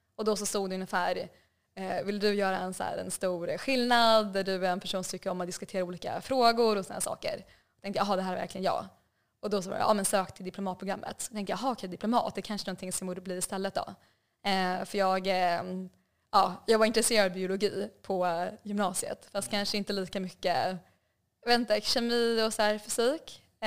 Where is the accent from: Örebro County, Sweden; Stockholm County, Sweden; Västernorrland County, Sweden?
Stockholm County, Sweden; Stockholm; moved away as an adult; also born or lived in Hanoi, Vietnam; now in Vietnam; Så jag växte upp i, ja, växte upp i Stockholm